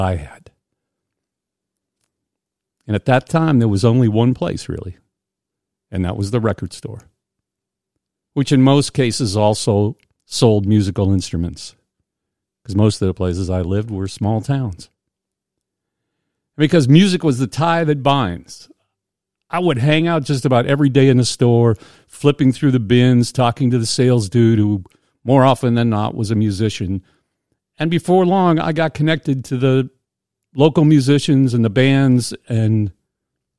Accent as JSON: {"language": "English", "town": "Indiana", "region": "Pennsylvania", "country": "United States", "tie": "born or raised there", "said": "I grew up in Indiana, Pennsylvania, hometown of the great actor Jimmy Stewart"}